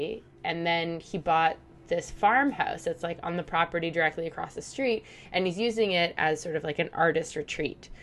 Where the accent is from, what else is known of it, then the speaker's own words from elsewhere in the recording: Toronto, Ontario, Canada; I grew up in the city. Like I was born in the city